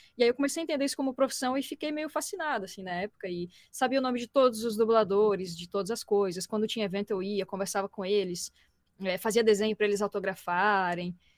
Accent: Florianópolis, Santa Catarina, Brazil; sou de Floripa

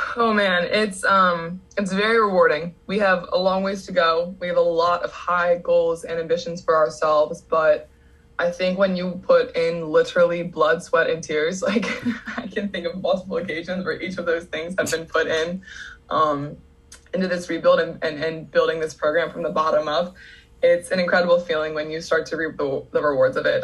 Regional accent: Downingtown, Pennsylvania, United States; I am from Pennsylvania

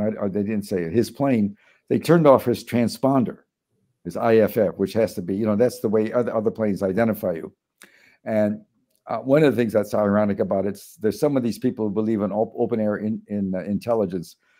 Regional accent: Chicago, Illinois, United States; moved away; growing up in Chicago

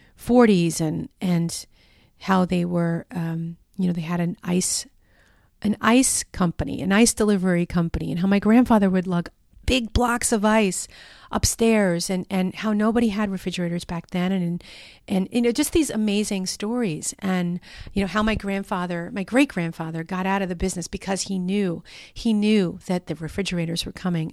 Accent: New York, United States; moved away; I'm from New York. You know, that's where I'm from originally

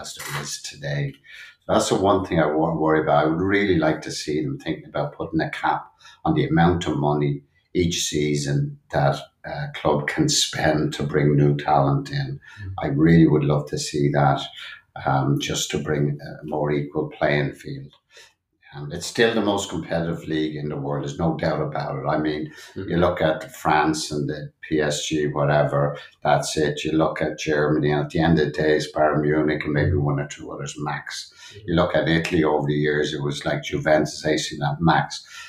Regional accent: Dublin, Leinster, Ireland; I grew up in Dublin, Ireland, uh, born in 59

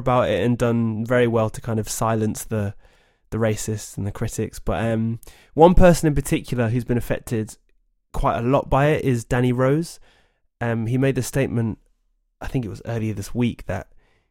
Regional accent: Oxford, South East England, United Kingdom; growing up in Oxford

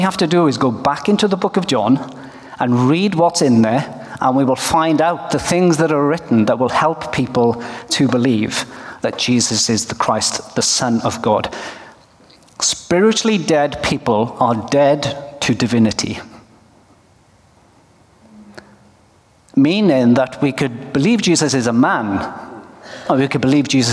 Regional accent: Wales, United Kingdom; now in Norway; I come from Wales, but I live in Norway.

